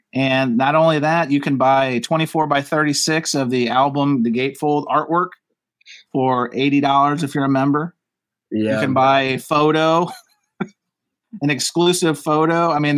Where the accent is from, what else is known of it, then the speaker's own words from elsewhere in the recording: Louisiana, United States; I'm from Louisiana, brother.